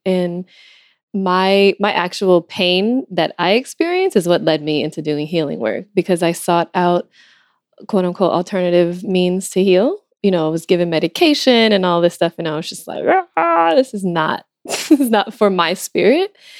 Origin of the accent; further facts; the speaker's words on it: Los Angeles, California, United States; I'm from Los Angeles, and uh, I also, my father is from Ethiopia